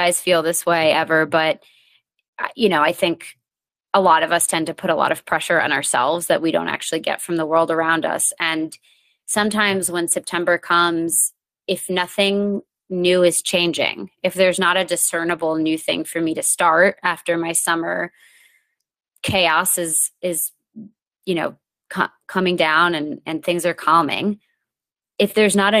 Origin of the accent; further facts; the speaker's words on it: New England, Connecticut, United States; I grew up in New England